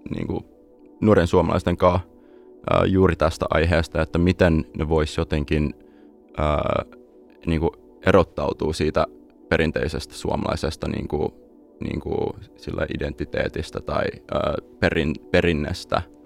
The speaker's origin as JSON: {"language": "Finnish", "town": "Los Angeles", "region": "California", "country": "United States", "tie": "born or raised there", "also_born_or_lived": "Espoo, Finland / San Francisco", "moved": "as an adult", "lives_now": "Finland", "said": "kun mä olin kahdeksan vuotta vanha, mä äh, muutin perheen kautta tota, Los Angelesiin, ja siellä kasvoin"}